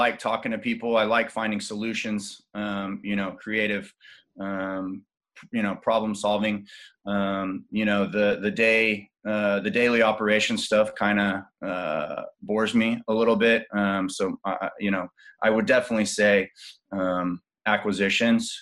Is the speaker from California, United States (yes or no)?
no; Austin, Texas, United States; I was born and raised in Austin and moved all around Texas.